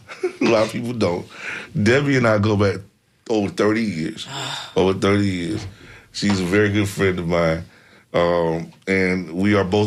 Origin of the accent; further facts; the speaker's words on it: Tallahassee, Florida, United States; we grew up together in Tallahassee